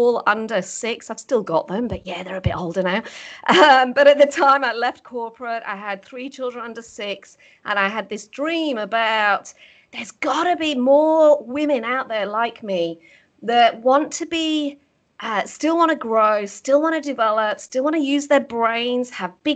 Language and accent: English; the north of England, United Kingdom; moved away as an adult; now in Australia; I was born and bred in the UK. I'm actually from the north of England. Grew up on a farm